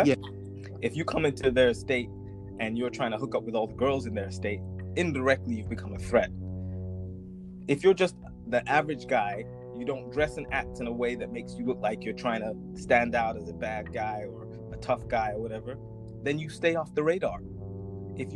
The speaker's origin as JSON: {"language": "English", "area": "near Oakland", "region": "California", "country": "United States", "tie": "born or raised there", "moved": "yes", "lives_now": "London, United Kingdom", "said": "I grew up in California, 10 minutes down the road from Oakland, California."}